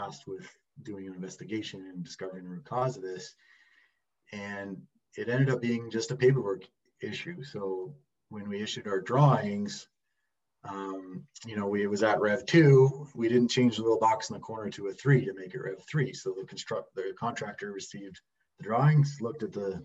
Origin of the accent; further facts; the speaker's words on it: Calgary, Alberta, Canada; I'm from Calgary, Alberta